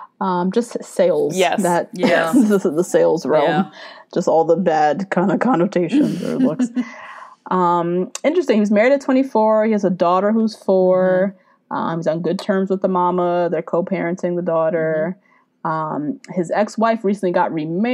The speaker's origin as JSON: {"language": "English", "region": "New Jersey", "country": "United States", "said": "We are from North Jersey."}